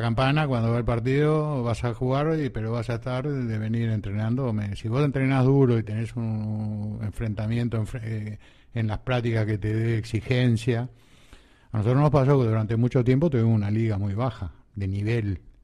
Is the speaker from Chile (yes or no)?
no; Uruguay; also born or lived in Argentina; somos 3 millones de habitantes, ¿no? Este, 3 millones y medio. Este, y es bravo, porque somos descendientes de Tano y, de, españoles